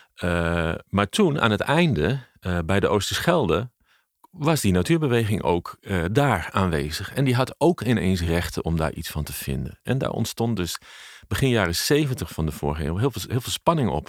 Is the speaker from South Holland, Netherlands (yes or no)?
no; Leeuwarden, Friesland, Netherlands; het opgroeien in Friesland